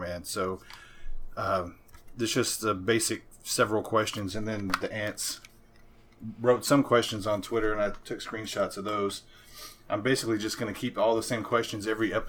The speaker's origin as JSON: {"language": "English", "town": "Memphis", "region": "Tennessee", "country": "United States", "tie": "born or raised there", "moved": "as an adult", "lives_now": "Mississippi, United States", "said": "I grew up in Memphis"}